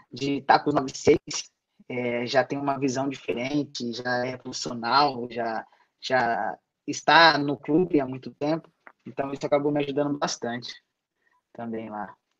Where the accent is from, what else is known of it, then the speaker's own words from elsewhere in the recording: Rio Claro, São Paulo, Brazil; moved away as an adult; also born or lived in Malta; eu sou natural mesmo de Rio Claro